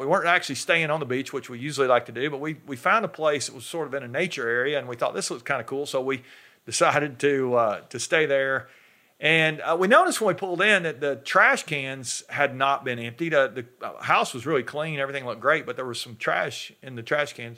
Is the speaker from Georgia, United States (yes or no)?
yes; North Georgia, United States; I'm from North Georgia, up in the mountains, uh, and we have black bears up there